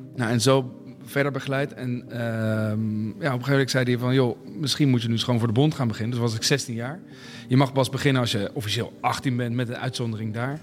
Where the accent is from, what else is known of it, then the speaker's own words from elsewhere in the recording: Netherlands; also born or lived in Voorburg; als Nederlander